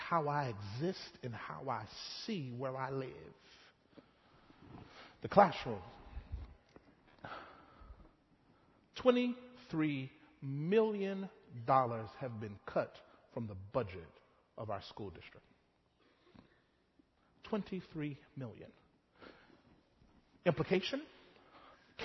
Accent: Mississippi, United States; growing up in Mississippi

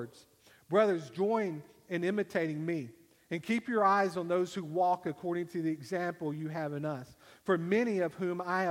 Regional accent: United States; I am a citizen of the United States of America

